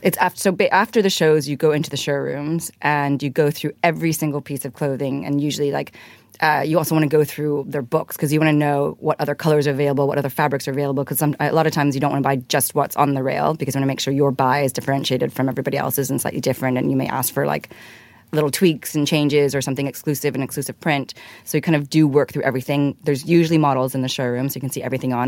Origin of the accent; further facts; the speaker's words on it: Hong Kong; I grew up in Hong Kong, actually